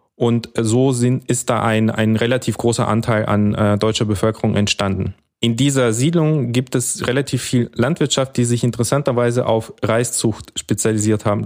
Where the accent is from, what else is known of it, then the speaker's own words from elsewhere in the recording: Almaty, Kazakhstan; also born or lived in Temirtau; now in Germany; ich bin in Temirtau geboren und aufgewachsen in der früheren Hauptstadt, in Almaty